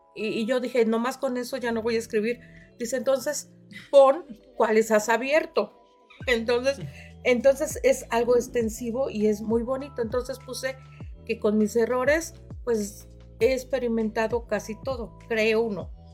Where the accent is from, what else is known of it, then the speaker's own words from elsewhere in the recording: Yautepec, Morelos, Mexico; Yo vengo de Yautepec, de la colonia Paracas